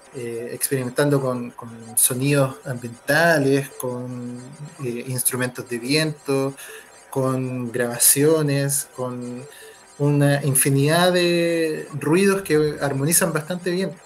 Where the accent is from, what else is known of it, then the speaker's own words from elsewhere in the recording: Valparaíso, Chile; moved away as an adult; now in Viña del Mar, Chile; somos de Valparaíso